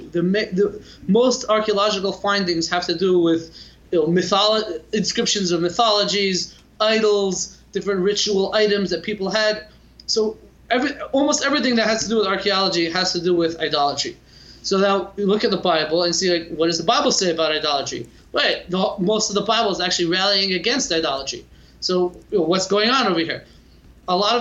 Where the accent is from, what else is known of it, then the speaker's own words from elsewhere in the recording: Los Angeles, California, United States; moved away as an adult; also born or lived in Lakewood, New Jersey; now in Jerusalem, Israel; I grew up in the Valley, if you're familiar with the community in Los Angeles, California, Valley Village, California, North Hollywood